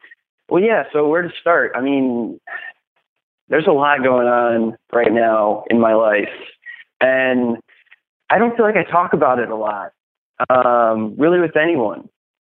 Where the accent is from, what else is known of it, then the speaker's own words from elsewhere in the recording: Summit, New Jersey, United States; moved away; I'm originally from New Jersey.